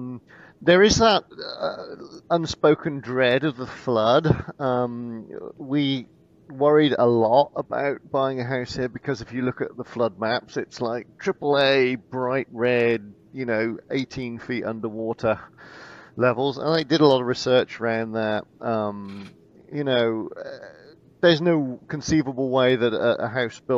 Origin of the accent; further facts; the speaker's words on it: Bristol, Bath area, South West England, United Kingdom; also born or lived in Portland; now in Houston, United States; I'm from the southwest. Okay. So Bristol, Bath area.